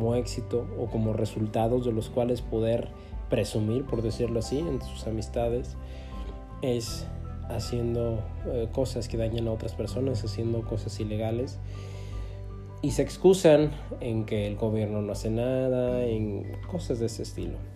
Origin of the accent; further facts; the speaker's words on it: Mexico; el país en el que vivo, en el que nací, en México